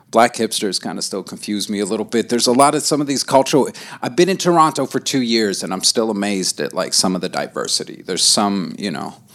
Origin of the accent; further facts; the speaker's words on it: Lebanon; Uh, I'm from Lebanon. I grew up there for, a, I want to say like I've lived in Lebanon for about 15 years.